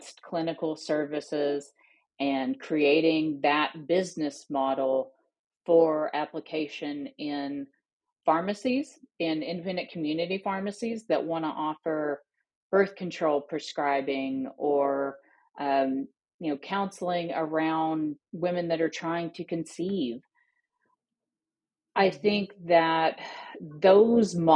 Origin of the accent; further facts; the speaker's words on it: Northeast Arkansas, United States; I live now in my hometown in Northeast Arkansas